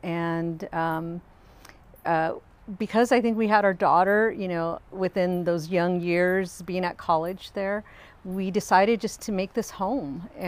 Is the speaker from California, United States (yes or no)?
yes; Los Angeles, California, United States; also born or lived in San Gabriel Valley, California; now in Santa Barbara, United States; I was born in Los Angeles, California. I grew up within the general Los Angeles area. When I was in junior high, we moved to the San Gabriel Valley. So I graduated from San Gabriel High School